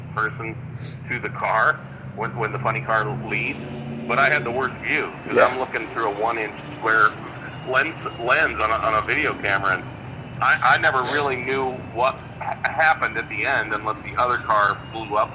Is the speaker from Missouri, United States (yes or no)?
yes; St. Louis, Missouri, United States; My hometown is St. Louis